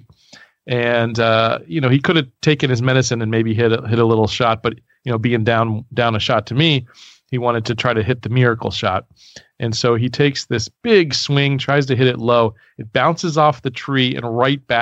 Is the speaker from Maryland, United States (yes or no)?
yes; Baltimore, Maryland, United States; I grew up in Baltimore